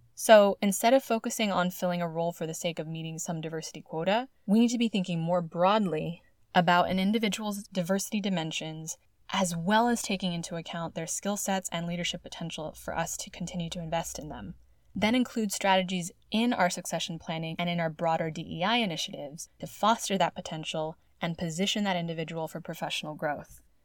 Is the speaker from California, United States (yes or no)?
yes; California, United States; my home state of California